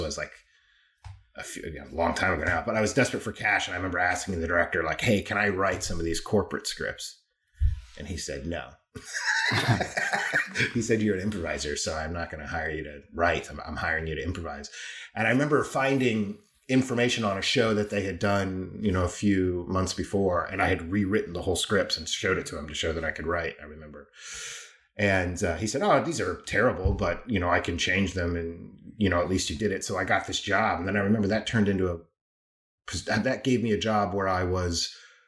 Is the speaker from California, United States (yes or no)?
yes; Claremont, California, United States; moved away as an adult; also born or lived in Amsterdam, Netherlands; now in London, United Kingdom; I grew up in a city called Claremont, which is, you know, 20 miles east of Los Angeles